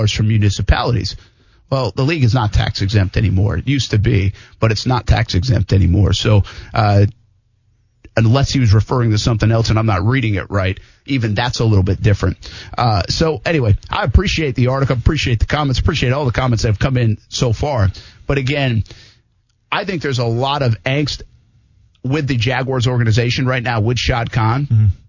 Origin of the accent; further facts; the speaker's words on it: Providence, Rhode Island, United States; my hometown. I mean, Providence.